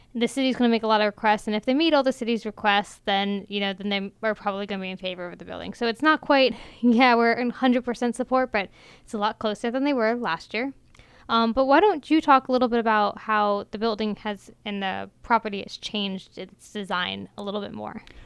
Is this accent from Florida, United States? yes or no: no; Ellicott City, Maryland, United States; I grew up in Ellicott City, which is a historic district